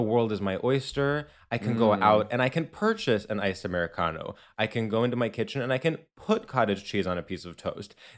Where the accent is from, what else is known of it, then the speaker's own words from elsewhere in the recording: New York, United States; as a New Yorker